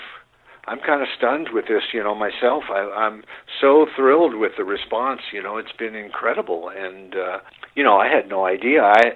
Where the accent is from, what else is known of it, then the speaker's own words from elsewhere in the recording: Arizona, United States; I grew up in Arizona watching those old Westerns